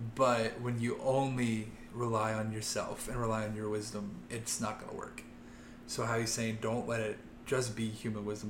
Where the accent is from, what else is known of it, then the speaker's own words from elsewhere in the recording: Loveland, Ohio, United States; I grew up in Loveland, Ohio, a small town kid